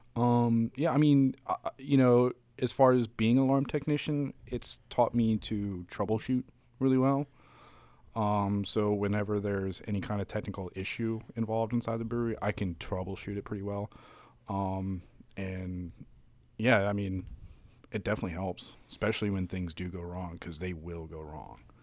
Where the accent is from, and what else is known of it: Frederick, Maryland, United States